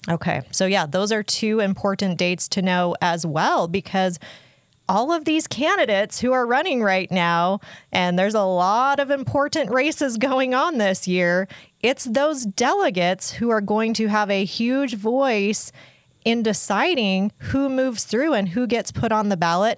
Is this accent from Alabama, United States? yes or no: no; Utah, United States; I grew up here in Utah